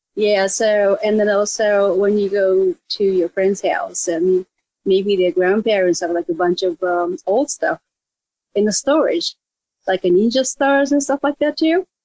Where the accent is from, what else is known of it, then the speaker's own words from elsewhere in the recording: Japan; moved away as an adult; now in Los Angeles, United States; I grew up in Japan, and I actually live in a place that kind of close to where this whole ninja thing originated.